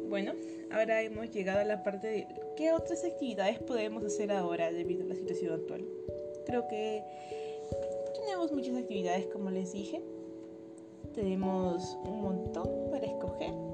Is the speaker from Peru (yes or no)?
yes; Peru; yo soy peruana